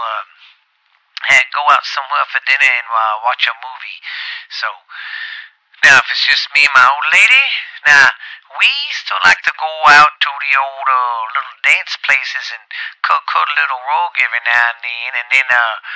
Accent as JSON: {"language": "English", "region": "Louisiana", "country": "United States", "said": "I'm from Louisiana"}